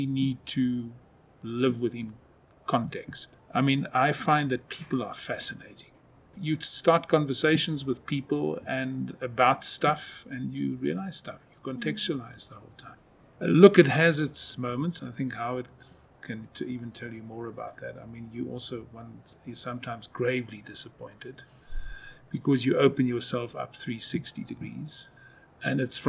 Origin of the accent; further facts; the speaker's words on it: Kalahari, Northern Cape, South Africa; moved away; I come from where there's nothing. And I see with my family and my friends up in the Kalahari, Northern Cape